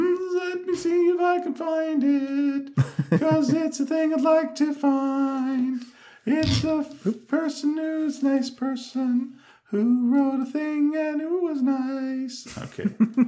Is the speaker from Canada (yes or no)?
yes; Canada; we're Canadian.